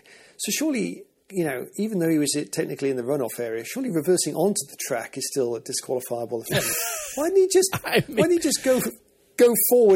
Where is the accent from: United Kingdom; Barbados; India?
United Kingdom; We Brits